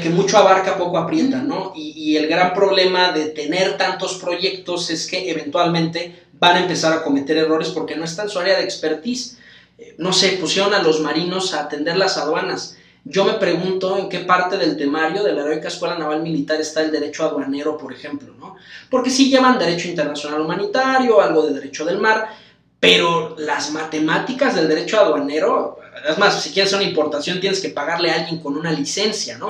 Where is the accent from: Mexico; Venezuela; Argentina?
Mexico; yo como mexicano quiero que, mis hijos y mis amigos crezcan en un país eh, en paz